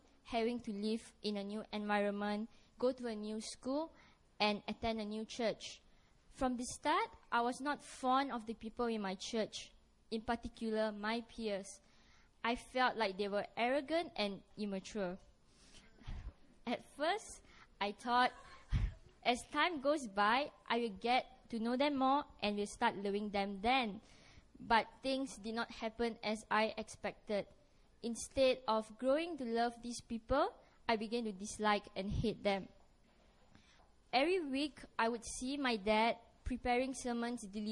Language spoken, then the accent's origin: English; Malaysia; moved away as an adult; now in Korea; I'm a Malaysian student from SNU Emmaus. I came to Korea in March